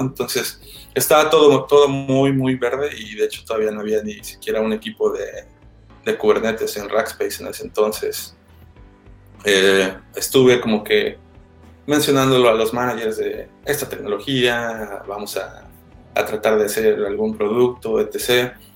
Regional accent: Xalapa, Veracruz, Mexico; moved away; also born or lived in Puebla; yo soy de, de Jalapa

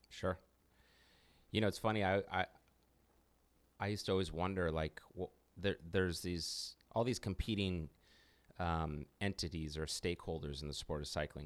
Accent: United States; as an American

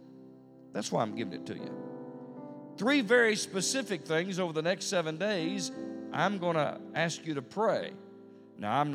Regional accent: Tennessee, United States; I'm from Tennessee

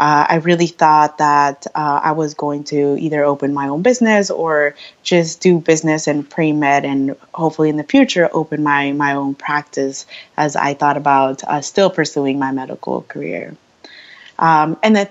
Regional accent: Twin Falls, Idaho, United States; moved away; I'm originally from Twin Falls, Idaho.

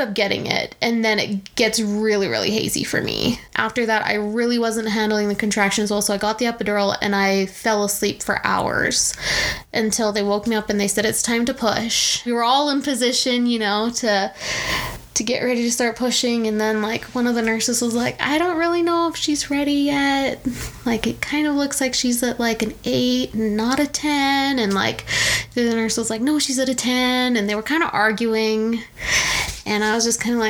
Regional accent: Canada; moved away as an adult; now in United States; being Canadian and living down in the States

